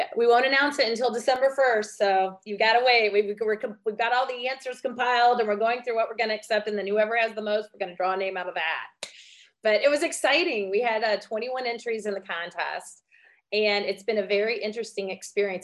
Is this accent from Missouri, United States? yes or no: yes; Vandalia, Missouri, United States; I grew up in Vandalia, Missouri